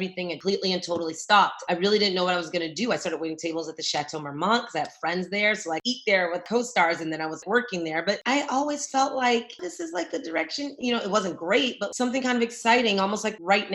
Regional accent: San Francisco, California, United States; moved away as an adult; also born or lived in New York; now in Los Angeles, United States; I'm from San Francisco, California. That's where I was born and raised

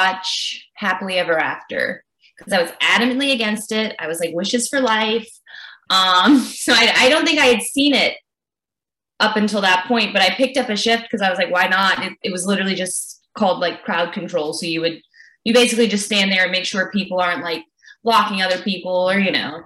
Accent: Louisiana, United States; I grew up in Louisiana

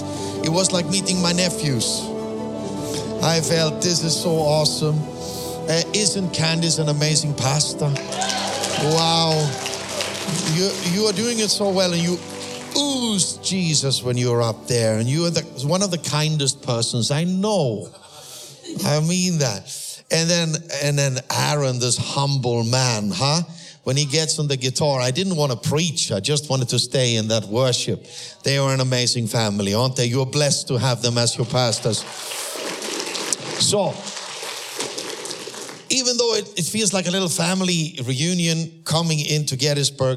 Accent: Austria; first language German; English is a second language; moved away; also born or lived in Sweden; I'm a first generation believer that was born in Austria

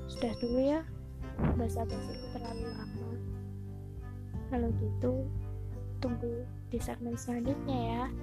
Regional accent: Java, Indonesia; Karena aku Jawa Tulung, jadi aku tahu lah.

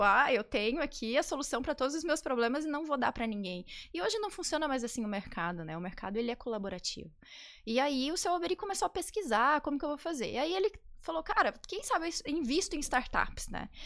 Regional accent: Campo Grande, Mato Grosso do Sul, Brazil; moved away as an adult; Eu sou de Campo Grande, do Mato Grosso do Sul

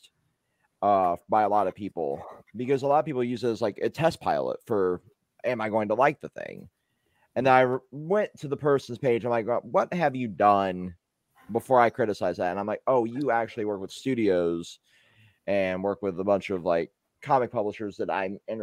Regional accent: United States; I'm the American here

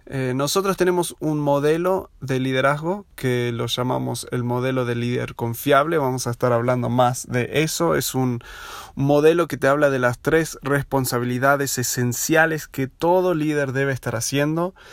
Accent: Buenos Aires, Argentina; also born or lived in United States / Uruguay; now in Aguascalientes, Mexico; Si notaste mi acento es medio raro, yo soy de los Estados Unidos, pero me crié en Buenos Aires, viví ahí 16 uh, años. Luego 10 años en Estados Unidos haciendo mis estudios y trabajando un tiempo y otros 6 en Uruguay

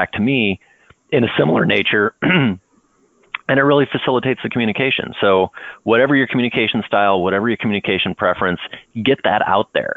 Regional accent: Northwest Ohio, United States; also born or lived in Wyoming; now in San Diego, United States; I'm originally from Northwest Ohio. I lived for 5 years in Wyoming

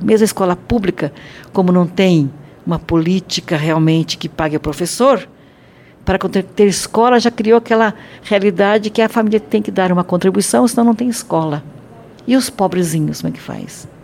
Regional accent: Brazil; nós brasileiros

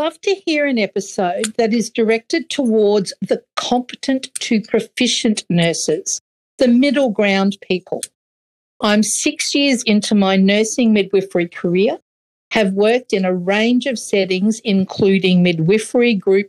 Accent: Queensland, Australia; See, the thing about being a Queenslander, though, we love the cool for about 4.2 days.

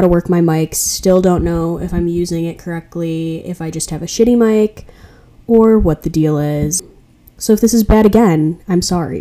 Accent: Chicago, Illinois, United States; moved away as an adult; now in Milwaukee, United States; I go to Marquette University in Milwaukee, Wisconsin, but I'm originally from Chicago.

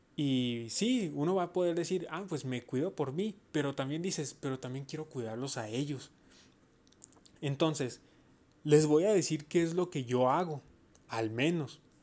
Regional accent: Mexico; yo soy mexicano yo estoy orgulloso de ser mexicano. Entonces yo digo que mi país es México

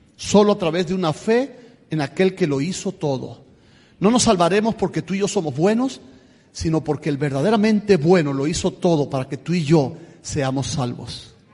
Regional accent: Camagüey, Cuba; moved away as an adult; also born or lived in Tula, Russia; now in United States; Soy de Cuba, pero en Cuba soy de la provincia de Camagüey, 570 kilómetros hacia el este de La Habana. Nací en el reparto Garrido, ahí en Camagüey.

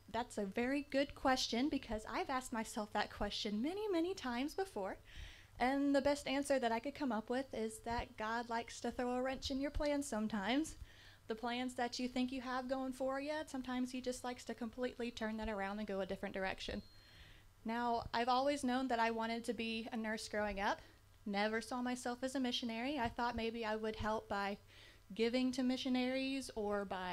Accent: Washington, North Carolina, United States; moved away as an adult; now in Japan; I'm from Little Washington, North Carolina

